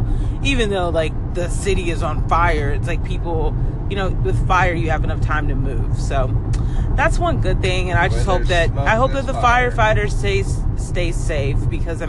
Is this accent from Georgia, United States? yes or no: yes; Atlanta, Georgia, United States; also born or lived in Nashville / Dallas, Texas; now in Los Angeles, United States; We grew up in Georgia, Atlanta, Georgia, but we've lived in Nashville. We've lived in Dallas, Texas, and now we are here.